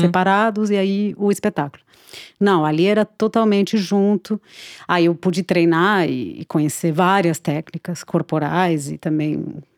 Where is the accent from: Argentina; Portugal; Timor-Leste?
Argentina; Buenos Aires; Portuguese is a second language; moved away as an adult; now in Brazil; eu nasci na Argentina, é, em Buenos Aires é, e me criei lá até os 20 anos